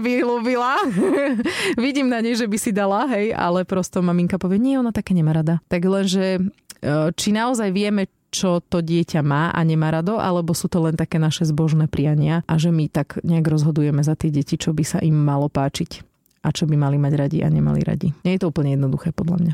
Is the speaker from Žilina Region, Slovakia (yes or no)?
no; Žarnovica, Banská Bystrica Region, Slovakia; Ja som vyrastala v Žarnovici